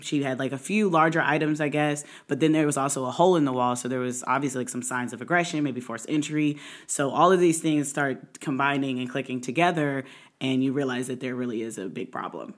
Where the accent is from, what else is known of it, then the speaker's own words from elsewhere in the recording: Indianapolis, Indiana, United States; now in Maryland, United States; I'm originally from Maryland, grew up in Indianapolis, moved back about six years ago